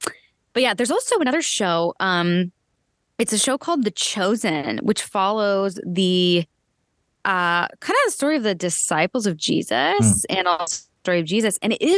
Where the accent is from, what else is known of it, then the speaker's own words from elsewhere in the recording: Erie, Pennsylvania, United States; I'm from Erie, PA.